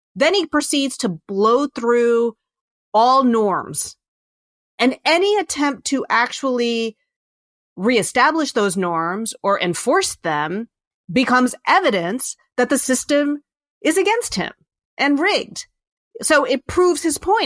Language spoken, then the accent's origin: English; Virginia, United States; I grew up in Virginia